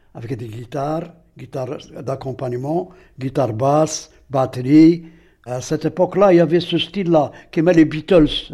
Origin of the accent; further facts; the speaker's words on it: Aïn Témouchent, Aïn Témouchent Province, Algeria; Je suis né ici à Temouchent et j'ai grandi ici à Temouchent jusqu'à maintenant, jusqu'à l'heure actuelle.